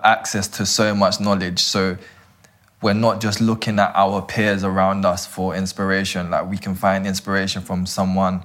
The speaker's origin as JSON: {"language": "English", "region": "London", "country": "United Kingdom"}